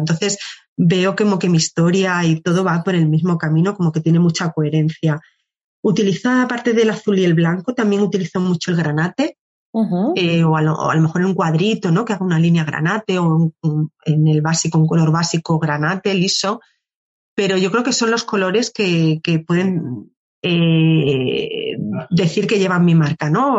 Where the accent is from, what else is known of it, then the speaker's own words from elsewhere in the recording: Cáceres, Extremadura, Spain; moved away as an adult; now in Madrid, Spain; yo soy de Cáceres, es una ciudad muy pequeña